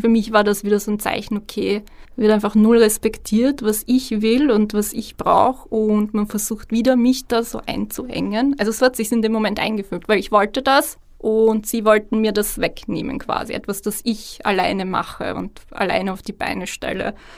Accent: Vienna, Austria; ich bin in Wien geboren, in Österreich geboren

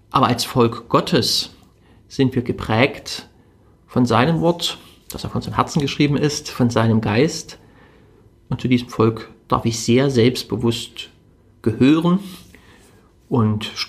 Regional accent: Germany; Ich bin in Deutschland groß geworden, ich bin von der Geschichte dieses Landes, von ihrer Kultur wie selbstverständlich geprägt worden.

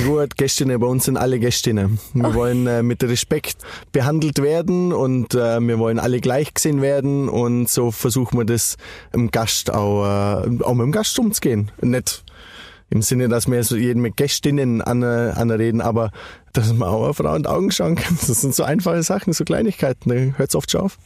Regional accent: Allgäu, Bavaria, Germany; bei uns im Allgäu

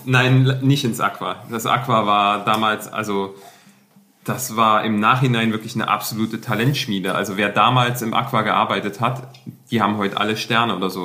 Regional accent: Leipzig, Saxony, Germany; moved away; ich komme ursprünglich aus der Nähe von Leipzig

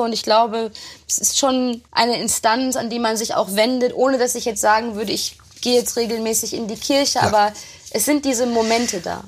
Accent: Herne, North Rhine-Westphalia, Germany; in Herne, in meiner Heimatstadt

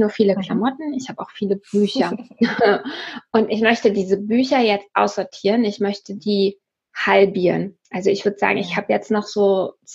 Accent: Hamburg, Germany; aus Hamburg.

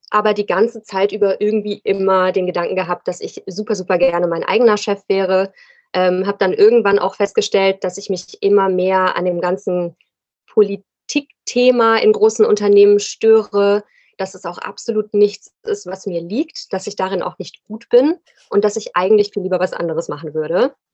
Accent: Rhine-Main area, Germany; now in Cologne, Germany; ich wohne in Köln, bin ursprünglich aus dem Rhein-Main-Gebiet, aber fühle mich hier sehr wohl.

